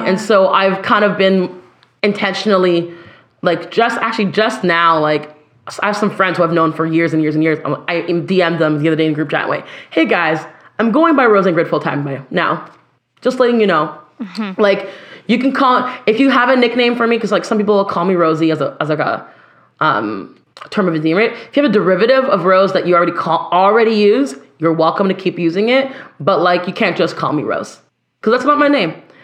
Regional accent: Ottawa, Ontario, Canada; I'm Canadian.

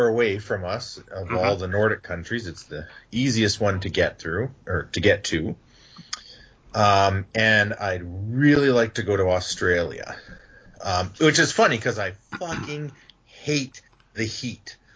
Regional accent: Canada; As a Canadian

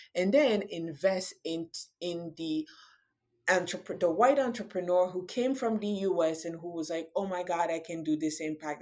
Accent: Cameroon; now in United States; I'm from Cameroon

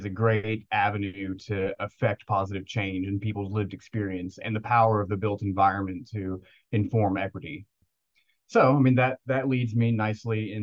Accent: Tennessee, United States; also born or lived in Knoxville, Tennessee; I grew up in Tennessee in a very rural area between Nashville and Memphis

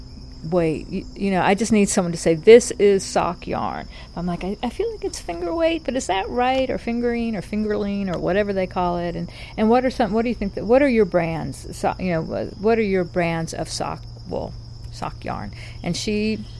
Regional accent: North Carolina, United States; in North Carolina, we have got three distinct regions, and I would argue three distinct accents

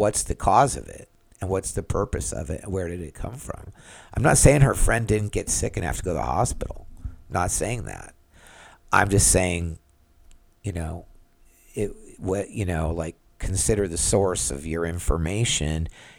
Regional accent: California, United States; now in Florida, United States; I moved to Florida, and I was from California. And I'm not in California right now, so I don't know what's happening there.

